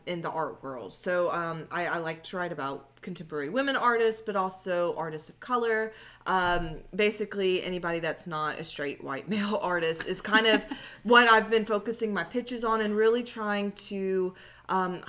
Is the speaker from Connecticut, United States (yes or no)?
no; Beaumont, Texas, United States; my hometown of Beaumont